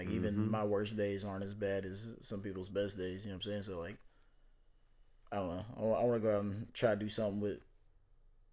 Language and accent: English; Kentucky, United States; moved away; my home state